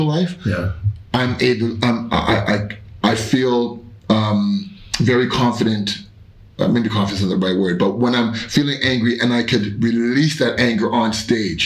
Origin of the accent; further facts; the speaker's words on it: Canada; being Canadian, being Black, and being in Canada